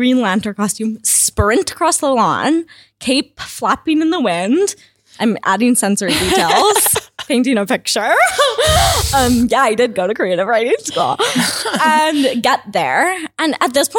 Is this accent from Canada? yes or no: yes; Kamloops, British Columbia, Canada; I grew up in Kamloops, kind of a rural area called Barnhurdville